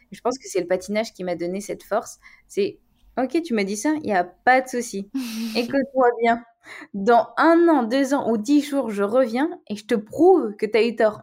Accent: Annecy, Auvergne-Rhône-Alpes, France; moved away as an adult; now in Paris, France; je suis originaire d'Annecy, maintenant j'habite à Paris

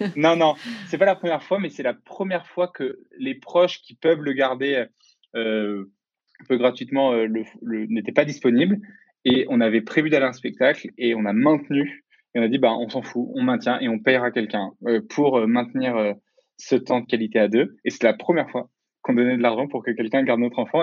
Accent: Lyon, Auvergne-Rhône-Alpes, France; also born or lived in Pays de la Loire; je suis de Lyon

